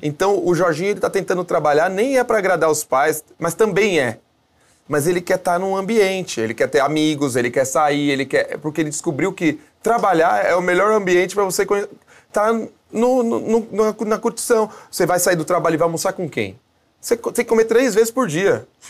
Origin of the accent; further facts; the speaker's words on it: Brazil; a gente é brasileiro